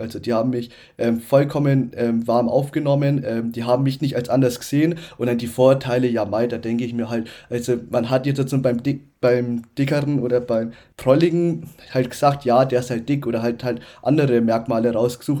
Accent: Upper Franconia, Bavaria, Germany; also born or lived in Nuremberg; in Nürnberg geboren, aber aufgewachsen in Oberfranken.

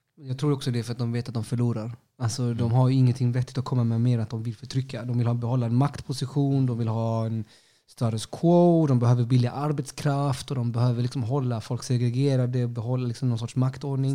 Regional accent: Sweden; Jag, jag, jag är chilenare, alltså knappt chilenare. Jag är typ född i Sverige

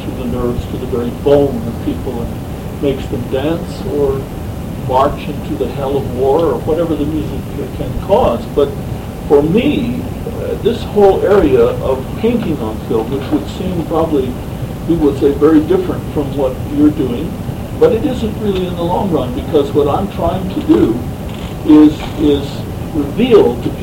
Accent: United States; as an American patriot

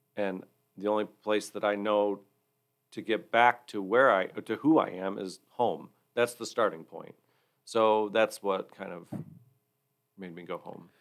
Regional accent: Hillsdale County, Michigan, United States; also born or lived in Florida; I grew up in the Hillsdale County area

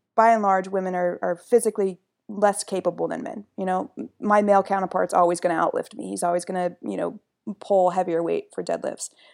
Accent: Midwest, United States; I'm from the Midwest

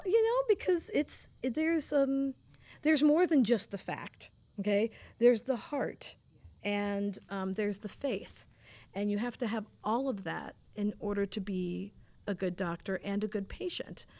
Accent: Fort Lauderdale, Florida, United States; I am from South Florida, Fort Lauderdale, Florida. Um, the water, the ocean, boats, canals, palm trees, salt, water, breezes, um, international people, wonderful food. Sunshine.

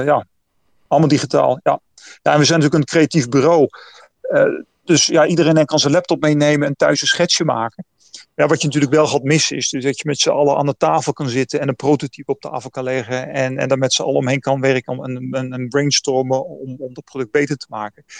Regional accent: Netherlands; now in Taipei, Taiwan

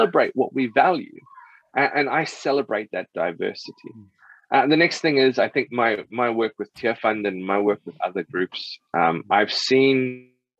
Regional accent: South Africa; I grew up in South Africa

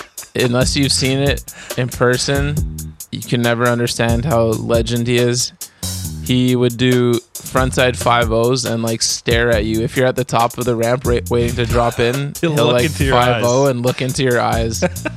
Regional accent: Calgary, Alberta, Canada; I'm from Calgary, the home of Mills, a crazy micro universe of people.

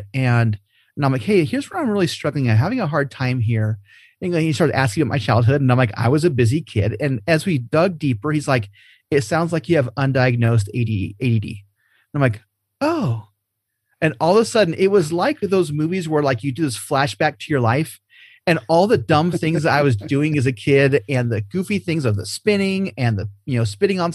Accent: Huntington Beach, California, United States; I am from the Huntington Beach stake in Southern California. It was wonderful growing up in a state like

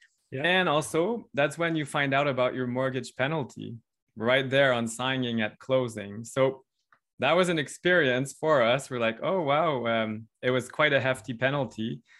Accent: Ontario, Canada

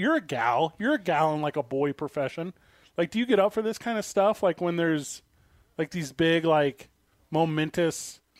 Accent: St. Louis, Missouri, United States; now in Albuquerque, United States; I'm from St. Louis.

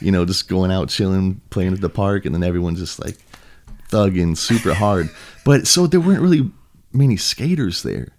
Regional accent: Huntington Beach, California, United States; also born or lived in Costa Mesa; I was born in Huntington. I lived in Costa Mesa for a sec, and then gotcha. back to Huntington. So ever since then, I grew up in Huntington

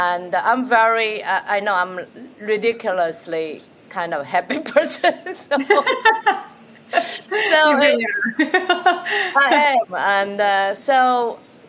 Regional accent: China; moved away as an adult; I'm from China and come here for as a student

